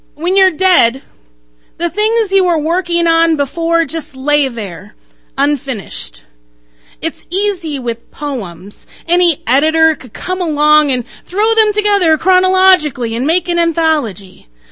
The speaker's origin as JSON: {"language": "English", "region": "Idaho", "country": "United States", "tie": "born or raised there", "moved": "yes", "lives_now": "Minnesota, United States", "said": "I was born in Idaho."}